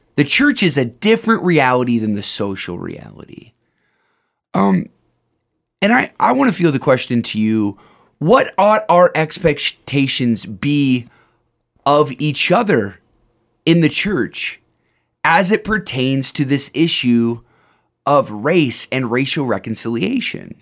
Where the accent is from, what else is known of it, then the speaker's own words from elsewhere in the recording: United States; as an American